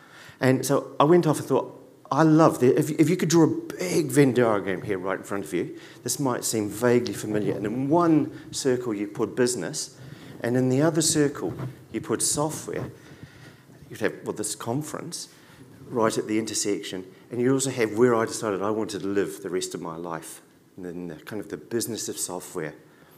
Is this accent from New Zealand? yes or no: yes; New Zealand; also born or lived in Dublin, Ireland; I lived in Dublin for 3 years, from 97 to 2000. I came here from New Zealand.